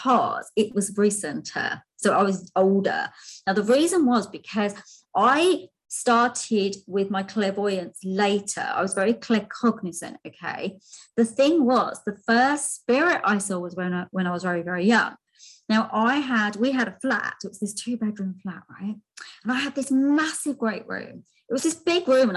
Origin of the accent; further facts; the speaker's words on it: London, United Kingdom; I was born in London, so I was born in London. I was born quite sickly, so there's quite a big hospital in London called Westminster, and I spent a lot of my early childhood there